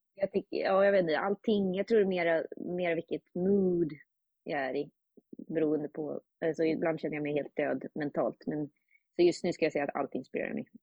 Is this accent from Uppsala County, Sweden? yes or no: yes; Uppsala, Uppsala County, Sweden; now in New York, United States; jag är från Uppsala